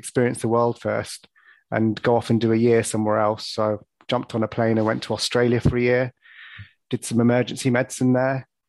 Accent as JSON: {"language": "English", "region": "London", "country": "United Kingdom", "tie": "born or raised there", "moved": "as an adult", "lives_now": "Birmingham, United Kingdom", "said": "I was born and brought up in Northwest London"}